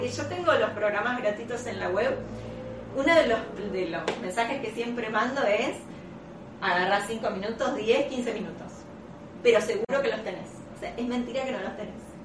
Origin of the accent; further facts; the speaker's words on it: La Plata, Buenos Aires Province, Argentina; yo soy de La Plata